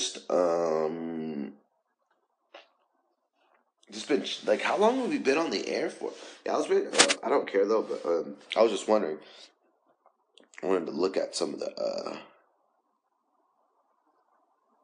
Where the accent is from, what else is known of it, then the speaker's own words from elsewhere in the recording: United States; as American citizens